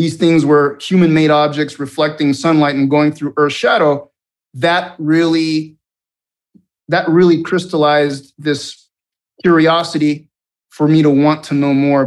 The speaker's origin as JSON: {"language": "English", "country": "Venezuela", "tie": "born or raised there", "also_born_or_lived": "Montana", "moved": "yes", "said": "I grew up in Venezuela, and I went to a military school for high school"}